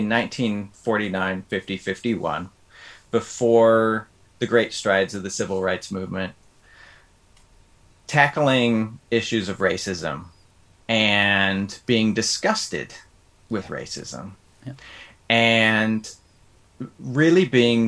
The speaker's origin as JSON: {"language": "English", "town": "Des Moines", "region": "Iowa", "country": "United States", "tie": "born or raised there", "said": "I grew up in Des Moines, Iowa"}